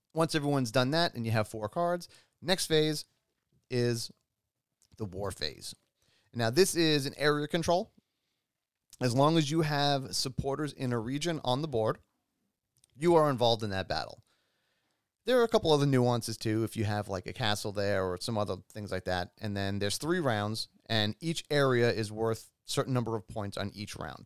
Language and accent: English; New York, United States; I grew up in New York